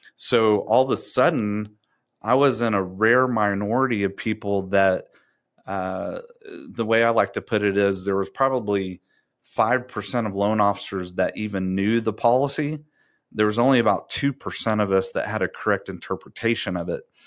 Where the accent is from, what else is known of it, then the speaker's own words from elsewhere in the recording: Round Rock, Texas, United States; also born or lived in Abilene, Texas; grew up in Round Rock, Texas